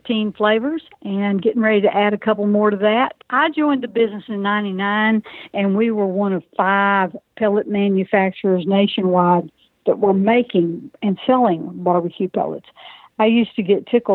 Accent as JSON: {"language": "English", "region": "South Georgia", "country": "United States", "moved": "yes", "lives_now": "Pine Bluff, United States", "said": "I'm from South Georgia originally"}